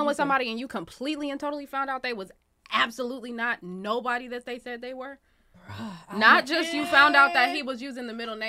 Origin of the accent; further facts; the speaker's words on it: San Francisco, California, United States; moved away; I'm from San Francisco, so I'm hella far away from home